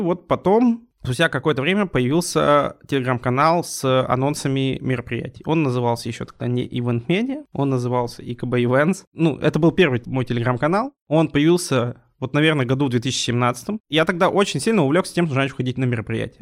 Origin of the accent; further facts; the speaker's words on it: Urals, Russia; мы сами уральцы